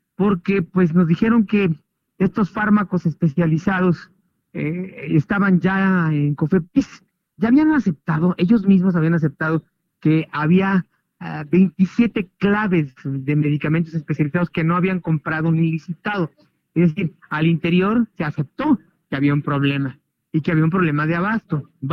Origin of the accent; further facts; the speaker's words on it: Mexico; nosotros los mexicanos